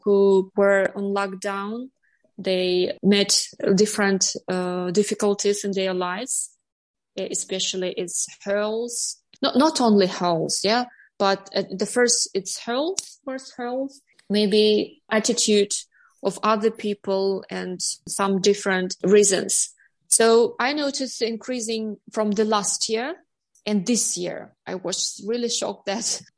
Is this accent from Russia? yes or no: no; Almaty, Kazakhstan; English is a second language; moved away as an adult; also born or lived in Astana; now in Northern Cyprus; I was born in Almaty and I lived in Astana.